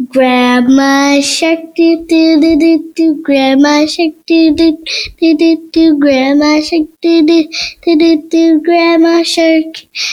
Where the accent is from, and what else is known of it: Maryland, United States